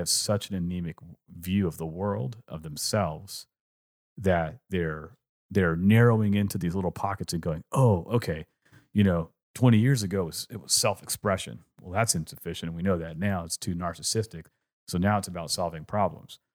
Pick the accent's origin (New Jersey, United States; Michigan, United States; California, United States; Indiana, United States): California, United States; growing up in California